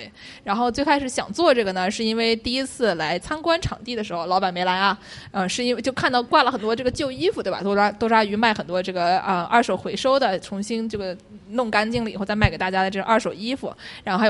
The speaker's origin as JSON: {"language": "Chinese", "country": "China", "said": "就是因为我中国人可能不是那么擅长去逛跳蚤市场"}